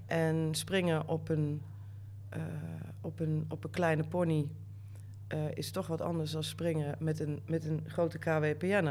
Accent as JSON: {"language": "Dutch", "region": "North Limburg", "country": "Netherlands", "tie": "born or raised there", "also_born_or_lived": "Amsterdam", "moved": "as an adult", "said": "ik ben opgegroeid in Noord-Limburg"}